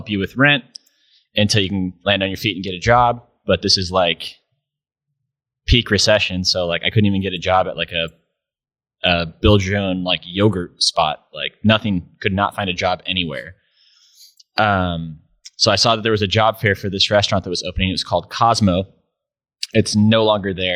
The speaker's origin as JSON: {"language": "English", "town": "Grass Valley", "region": "California", "country": "United States", "said": "I was from Grass Valley"}